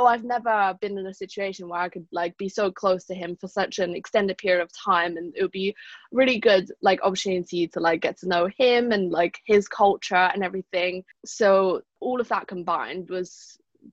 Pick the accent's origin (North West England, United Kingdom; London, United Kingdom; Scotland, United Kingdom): London, United Kingdom; moved away as an adult; also born or lived in Malaysia; now in South Bend, United States; I lived and was educated in London, England before, up until summer 2019.